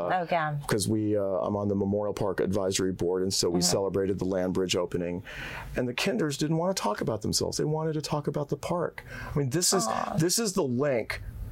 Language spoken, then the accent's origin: English; India; I'm the Indian guy who's bad at math.